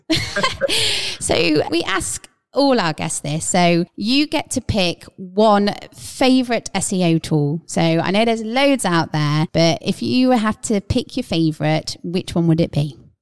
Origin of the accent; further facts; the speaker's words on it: Midlands, United Kingdom; we're from the Midlands